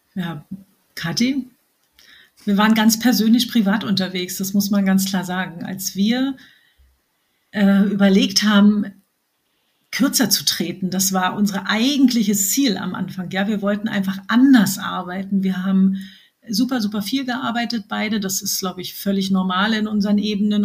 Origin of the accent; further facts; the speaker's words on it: Berlin, Germany; accent: Berlin; bin Berlinerin, wie man hört